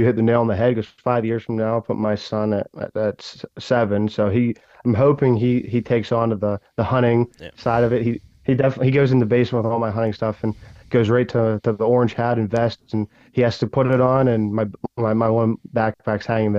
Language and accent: English; Ohio, United States; And I don't even know if that necessarily mean my home state. Ohio is obviously going to be one of my top ones.